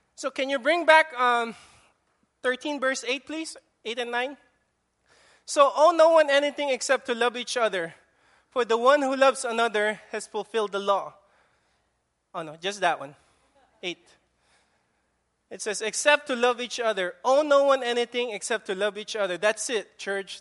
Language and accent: English; Philippines; accent: Filipino; now in Guam; that's my Filipino accent